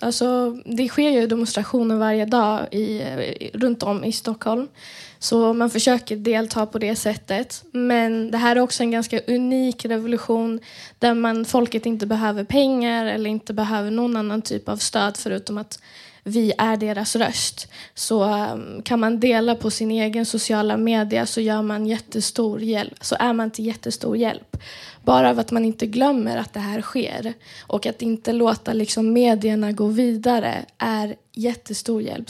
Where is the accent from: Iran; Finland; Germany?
Iran; moved away; vi alla som tillhör diasporan, alltså är utanför Iran